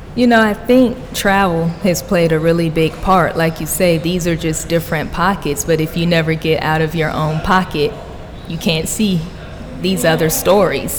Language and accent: English; Miami, Florida, United States; now in Atlanta, United States; I'm originally from Miami